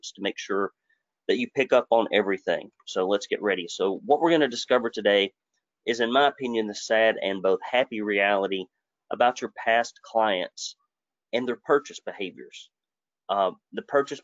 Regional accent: Arab, Alabama, United States; I grew up in Arab, Alabama, and we were poor folks to poor folks.

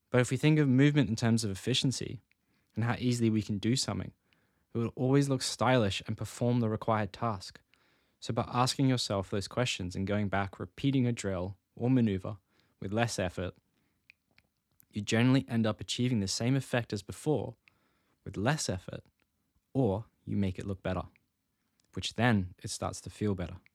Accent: Australia; this comes back to some corny marketing from a cereal company I always heard growing up in Australia.

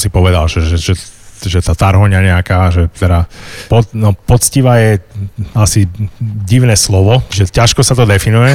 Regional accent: Bratislava, Bratislava Region, Slovakia; som vyrastal v Bratislave

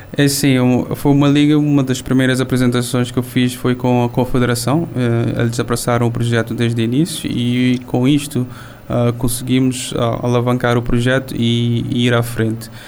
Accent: São Vicente island, Cape Verde; Estou aqui na Ilha dos são Vicente, Ilha das Caras, a ilha onde nasci

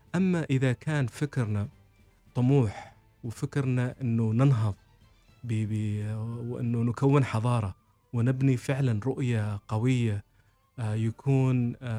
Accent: Oman; القيم اللي نحن نحملها كعمانيين

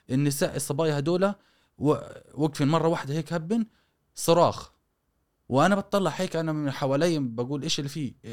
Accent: Gaza, Gaza Strip, Palestine; born there; ايش مفهوم انه انت من وين مش انولدت في غزه فقط يعني إيه طب اصولك من وين جايه

